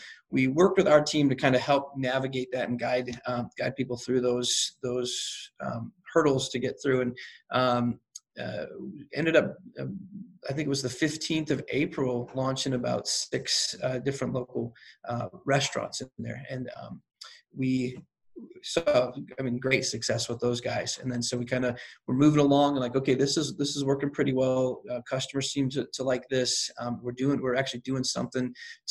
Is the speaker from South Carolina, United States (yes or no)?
yes; South Carolina, United States; born or raised there; now in St. Louis, United States